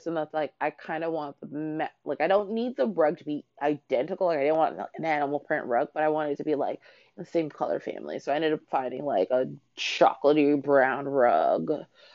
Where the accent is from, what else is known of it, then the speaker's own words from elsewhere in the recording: Canada; moved away; I grew up in Canada.